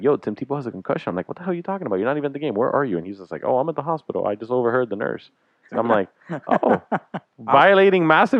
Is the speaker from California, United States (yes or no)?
no; Miami, Florida, United States; I'm from Miami